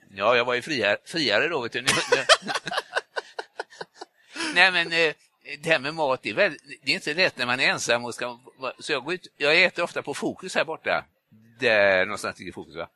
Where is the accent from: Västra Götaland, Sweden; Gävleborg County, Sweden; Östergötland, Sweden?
Västra Götaland, Sweden; Gothenburg